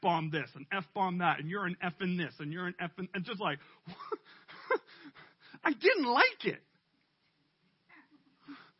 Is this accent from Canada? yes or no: yes; Canada; we're too Canadian